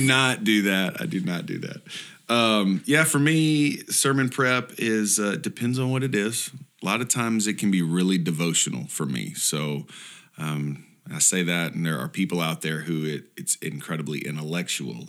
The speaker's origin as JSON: {"language": "English", "town": "Houston", "region": "Texas", "country": "United States", "tie": "born or raised there", "said": "I grew up in Houston"}